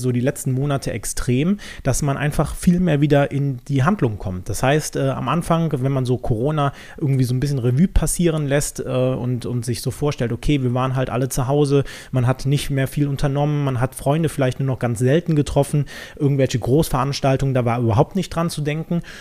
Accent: North Rhine-Westphalia, Germany; ich komme jetzt nicht direkt aus Köln, sondern ein bisschen umlandmäßig unterwegs

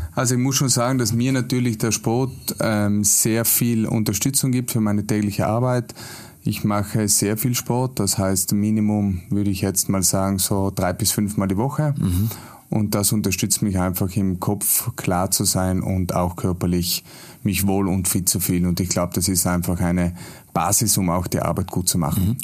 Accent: South Tyrol, Trentino-Alto Adige, Italy; in meinem Heimatland, praktisch auch in Südtirol

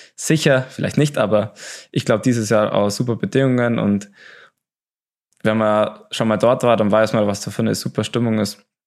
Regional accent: Oberstdorf, Bavaria, Germany; bei uns in Oberstdorf

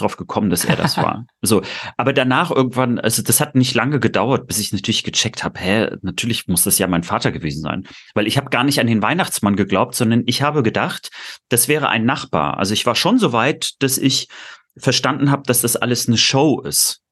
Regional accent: Rostock, Mecklenburg-Vorpommern, Germany; bei uns in meinem Wechsel, Heiligabend mal äh, äh bei uns in Rostock, mal in Stralsund

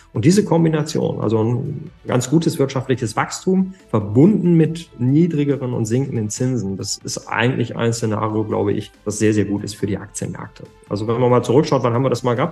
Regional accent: Germany; bei uns in Deutschland und in Europa

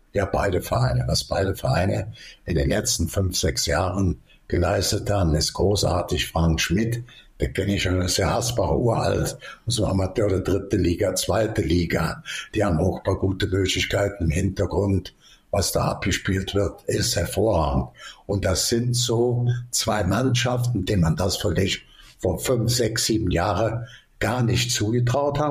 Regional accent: Cologne, North Rhine-Westphalia, Germany; bin ja ein bisschen Kölscher ich bin in der Ecke groß geworden.

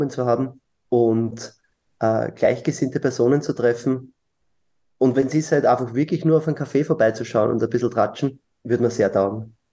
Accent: Lower Austria, Austria; Hm, ich bin Niederösterreicher, deswegen stellt sich die Frage.

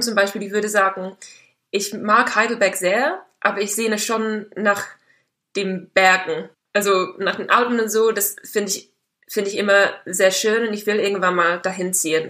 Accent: Dartmoor, South West England, United Kingdom; German is a second language; moved away as an adult; now in Germany; Ich bin auf dem Land aufgewachsen, auf einem Bauernhof

